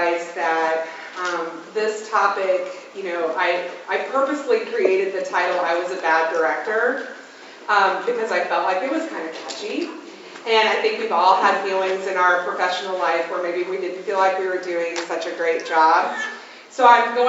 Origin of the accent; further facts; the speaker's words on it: Evansville, Indiana, United States; I'm from Evansville, Indiana.